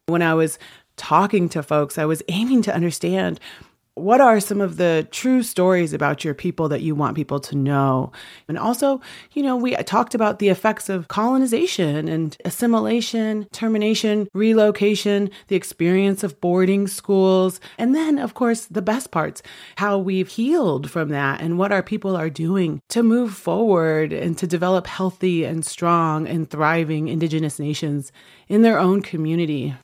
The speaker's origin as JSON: {"language": "English", "region": "Washington", "country": "United States", "said": "I'm from the Swinomish and Tulalip tribes here in Washington State"}